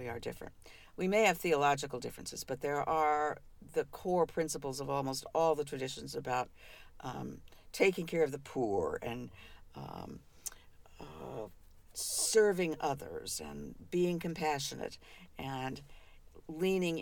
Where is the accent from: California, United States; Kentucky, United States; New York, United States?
Kentucky, United States; Covington; I was born in Covington, Kentucky. You know, I was born sort of not too far from where we live right now